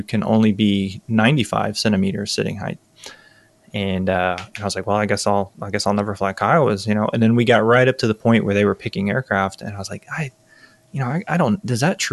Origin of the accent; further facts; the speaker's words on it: Tampa, Florida, United States; I grew up around F-16s, growing up around MacDill Air Force Base